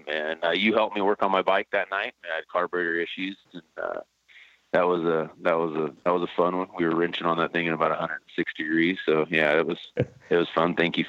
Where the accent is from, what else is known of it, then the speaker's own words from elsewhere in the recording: Salinas, California, United States; Yeah, it's a typical city, and just, I mean, kind of country out where I was living, and a lot of riding